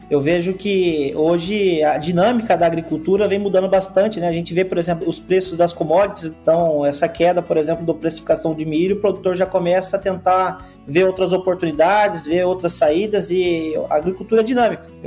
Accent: Boa Esperança do Sul, São Paulo, Brazil; Eu sou do interior de São Paulo, eu nasci numa cidadezinha que chama Boa Esperança do Sul, tem 12 mil habitantes

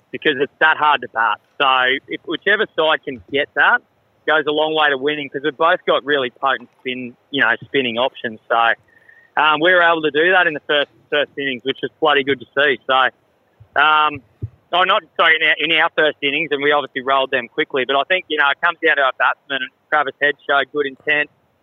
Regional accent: Australia; as Australian cricketers

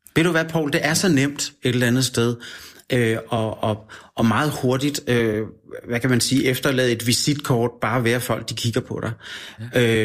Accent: Denmark; also born or lived in Australia; når jeg var fra Danmark

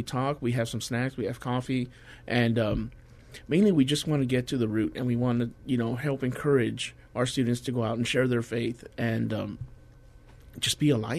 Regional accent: McAllen, Texas, United States; now in San Antonio, United States; I'm from McAllen

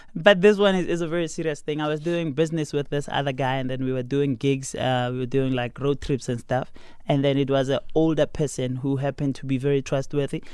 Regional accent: Pretoria, Gauteng, South Africa; also born or lived in Garankuwa; I'm from Pretoria.

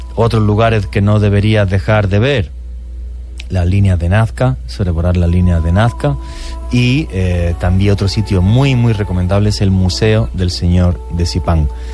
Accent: Spain; trabajé para una cadena muy importante en mi país, que es Antena 3

